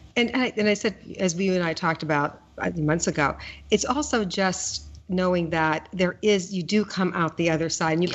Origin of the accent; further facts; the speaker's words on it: Pittsburgh, Pennsylvania, United States; moved away; i grew up in Pittsburgh